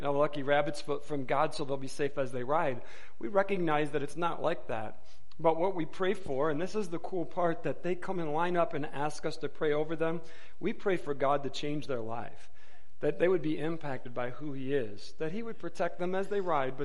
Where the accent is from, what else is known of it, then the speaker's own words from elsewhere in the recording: Wayne, Michigan, United States; moved away as an adult; now in Tucson, United States; we moved from Detroit, Michigan area, a city called Wayne, where the Detroit Metro Airport is. We lived right by there. We were both raised in that area